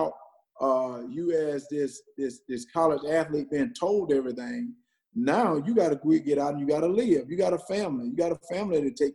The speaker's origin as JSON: {"language": "English", "town": "Wrightsville", "region": "Georgia", "country": "United States", "tie": "born or raised there", "also_born_or_lived": "Minnesota", "said": "I moved from Wrightsville, where I had this close-knit family, and moved to the University of Georgia"}